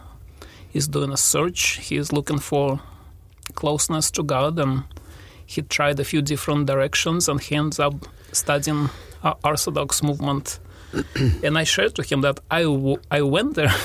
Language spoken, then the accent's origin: English; Russia; English is a second language; moved away; also born or lived in Kazakhstan; my parents, they both were engineers, and they moved to Russia. That's where I grew up